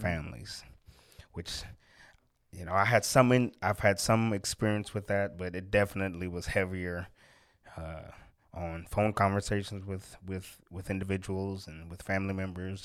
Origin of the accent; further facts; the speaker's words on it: Oakland, California, United States; moved away; I'm from Oakland, California originally